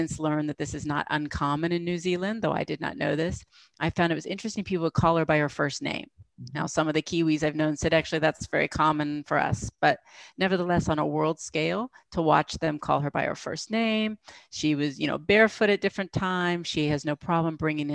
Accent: United States; being American

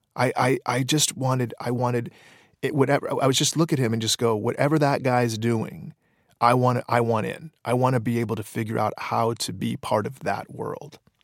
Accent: Detroit, Michigan, United States; when I was in high school, there, there were no avenues, uh, for sketch comedy in Detroit

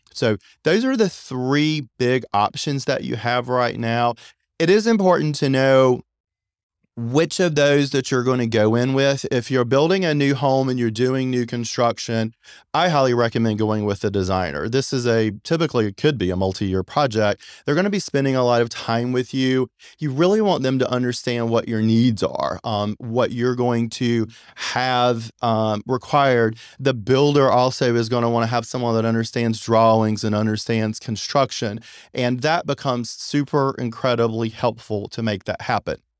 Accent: Apex, North Carolina, United States; also born or lived in Long Beach, California; I'm actually from Apex, North Carolina, so I'm very familiar with the Raleigh, Durham area and with Cary. I've been here forever.

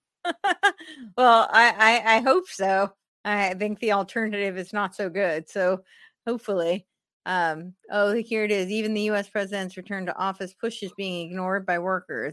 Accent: United States; We we defend America because this is our home

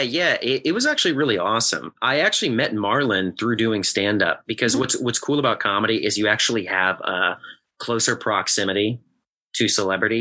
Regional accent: Southern Illinois, United States; moved away as an adult; also born or lived in Chicago; now in Los Angeles, United States; I'm from Southern Illinois, so mm. very, very, very. The reason why I specify Southern Illinois is because it's like super country bumpkin.

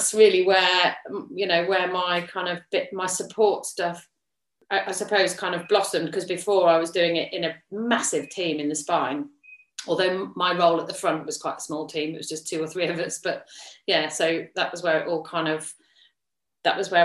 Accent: Yorkshire and the Humber, United Kingdom; now in Leicestershire, United Kingdom; I grew up in Yorkshire.

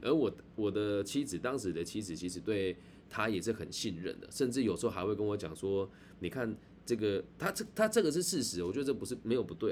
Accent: Taiwan; accent: Taiwanese; 司机听我的口音就知道我是台湾人了

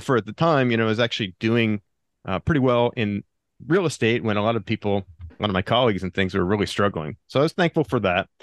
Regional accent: Pennsylvania, United States; moved away as an adult; now in Del Mar, United States; I grew up in Pennsylvania, and I went to college in, in Pennsylvania, Shippensburg University

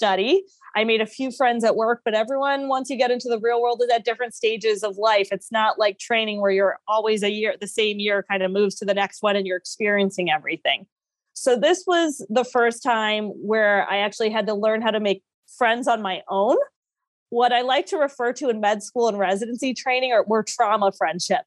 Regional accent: Florida, United States; also born or lived in Philadelphia, Pennsylvania; now in Charlotte, United States; I'm originally from Florida.

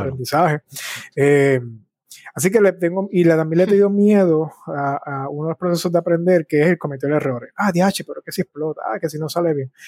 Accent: Bayamón, Puerto Rico; also born or lived in San Juan, Puerto Rico / Cataño, Puerto Rico; yo nací en San Juan, Puerto Rico, y dónde me crié es interesante

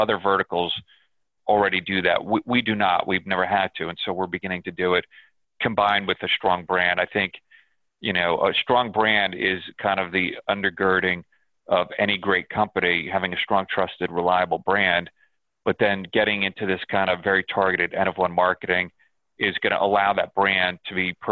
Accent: New York, United States; Uh, I'm a New Yorker. I'm a ah.

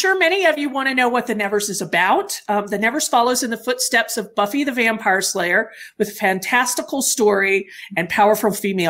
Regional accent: Denver, Colorado, United States; I'm from Denver, Colorado

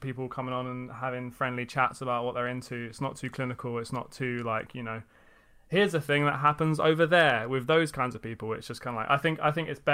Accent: London, United Kingdom; I'm from London. Southeast. Oh. I'm from Greenwich.

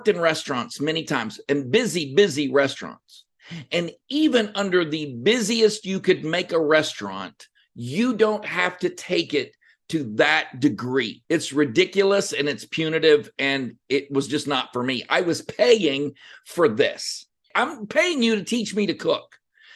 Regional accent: Cut and Shoot, Texas, United States; also born or lived in La Mirada, California; So deep in East Texas is a town called Cut and Shoot. Shout out to Cut and Shoot. And that's where I grew up.

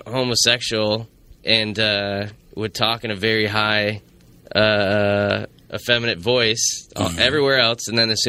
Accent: Owego, New York, United States; We'll do regional humor because I'm from Owego's a couple hours south

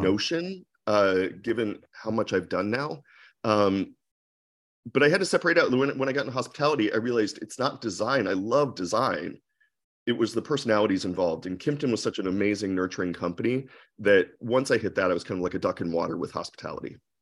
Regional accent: Akron, Ohio, United States; moved away as an adult; also born or lived in New York / San Francisco; I grew up in Akron, Ohio

